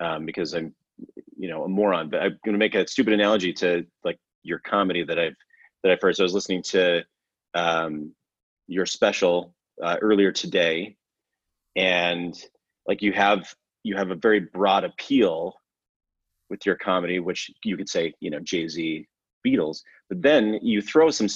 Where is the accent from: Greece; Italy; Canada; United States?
Canada; Alberta; I grew up in Alberta, so above Montana, Idaho